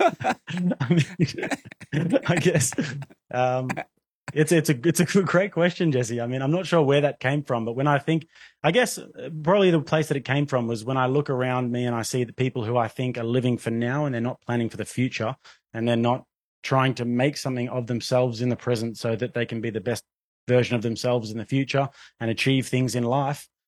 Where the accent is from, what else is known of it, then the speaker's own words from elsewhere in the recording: Australia; moved away; growing up in Australia